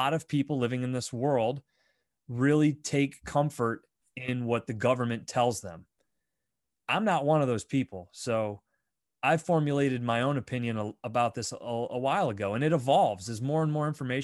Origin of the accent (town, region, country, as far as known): United States